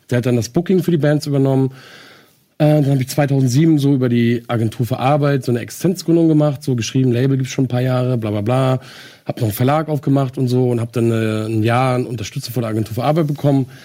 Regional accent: Henstedt-Ulzburg, Schleswig-Holstein, Germany; Ich bin aufgewachsen im Kreis Segeberg, geboren in Henschel-Ulzburg.

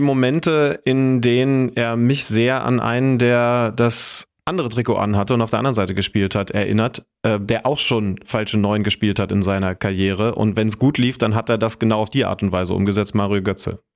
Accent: Wolfsburg, Lower Saxony, Germany; moved away; das ist ja in meiner Heimat

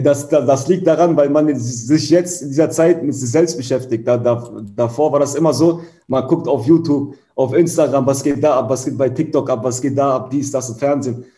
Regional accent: Hanover, Lower Saxony, Germany; moved away as an adult; now in Berlin, Germany; Hannover ist meine Heimatstadt

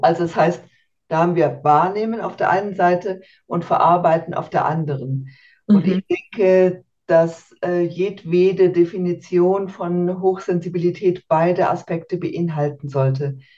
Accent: Germany; moved away as an adult; now in Switzerland; in Deutschland aufgewachsen, äh, geboren und aufgewachsen

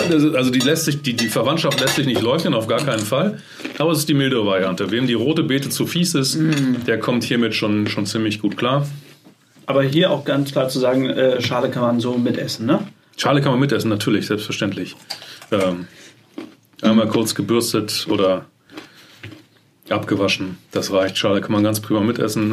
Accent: Germany; bei uns in Deutschland

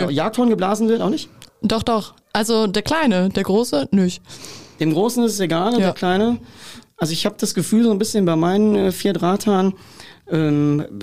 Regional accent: Hanover, Lower Saxony, Germany; Ich komme aus Hannover.

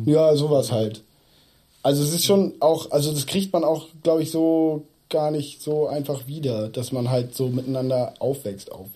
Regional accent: Hamburg, Germany; ich bin da aufgewachsen in Othmarschen, bin da auch zur Schule gegangen

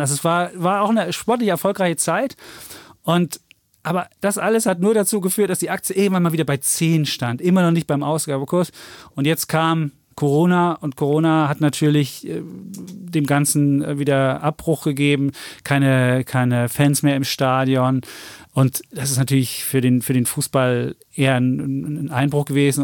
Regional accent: Leipzig, Saxony, Germany; Ich bin ja als Leipziger natürlich RB Leipzig-Fan

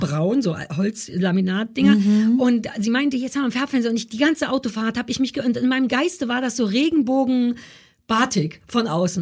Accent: Berlin, Germany; also born or lived in London; Ich bin in Berlin Mitte groß geworden

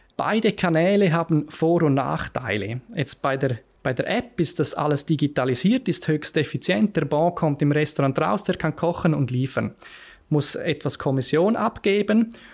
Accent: Lenzerheide, Graubünden, Switzerland; moved away as an adult; also born or lived in Zurich; ich bin auf der Lenzerheide aufgewachsen

